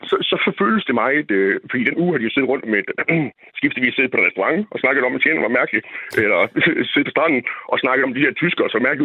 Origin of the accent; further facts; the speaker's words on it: Central Jutland, Central Denmark Region, Denmark; accent: Central Jutlandic; der er det så langt væk fra min midtjyske dialekt, at der, der er en del ord, der begynder at, at smutte.